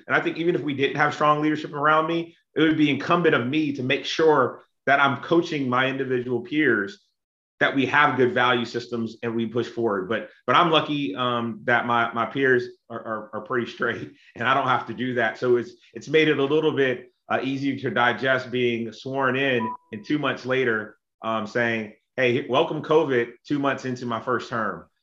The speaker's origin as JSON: {"language": "English", "region": "South Carolina", "country": "United States", "tie": "born or raised there", "also_born_or_lived": "Texas / Illinois", "moved": "yes", "lives_now": "Norcross, United States", "said": "I grew up in South Carolina, which is very conservative"}